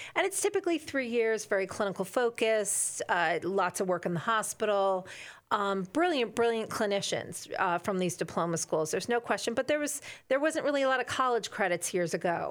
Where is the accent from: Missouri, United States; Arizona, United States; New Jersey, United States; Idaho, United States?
New Jersey, United States; I am from New Jersey. I love New Jersey.